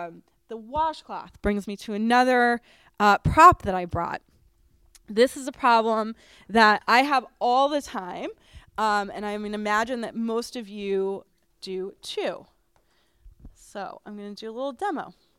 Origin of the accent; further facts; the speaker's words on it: Boston, Massachusetts, United States; I grew up in Boston, and my friend Josh is from the Boston area, and he loves sweaters.